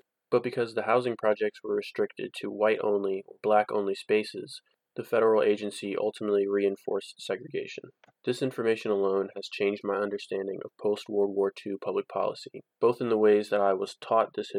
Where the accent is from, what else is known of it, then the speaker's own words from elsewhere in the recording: Charlotte, North Carolina, United States; Growing up in Charlotte